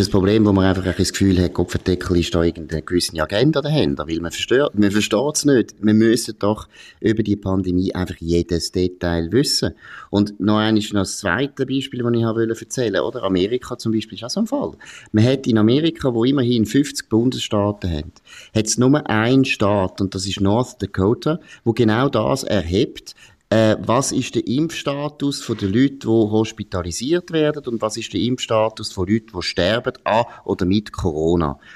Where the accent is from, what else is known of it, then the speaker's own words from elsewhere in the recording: Switzerland; wir als Schweizer